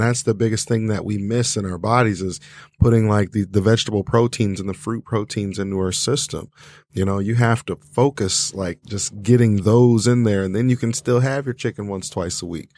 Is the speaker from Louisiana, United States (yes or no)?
no; Detroit, Michigan, United States; growing up in Detroit, it's a food desert